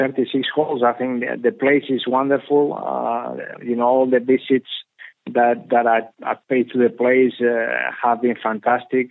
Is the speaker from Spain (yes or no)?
yes; Spain; when I grew up here in Spain